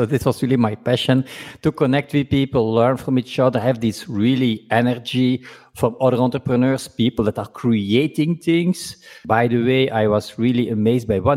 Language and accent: English; Belgium; me being from Belgium